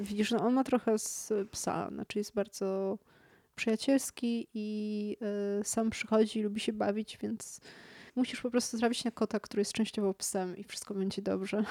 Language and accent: Polish; Kraków, Lesser Poland, Poland; now in Warsaw, Poland; jestem z Krakowa